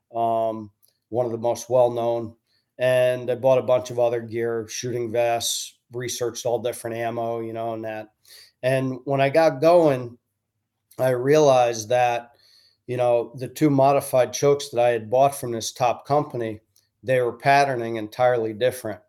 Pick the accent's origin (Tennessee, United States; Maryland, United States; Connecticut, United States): Connecticut, United States; Stratford; I grew up in Connecticut